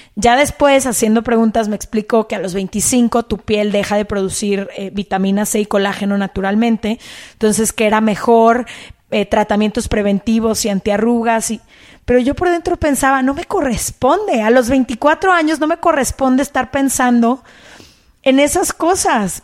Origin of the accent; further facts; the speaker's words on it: Guadalajara, Jalisco, Mexico; moved away; Yo soy de Guadalajara